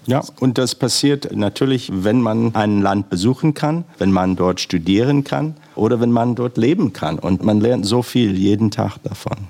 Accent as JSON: {"language": "German", "country": "United States", "also_born_or_lived": "China", "second_language": "German", "moved": "yes"}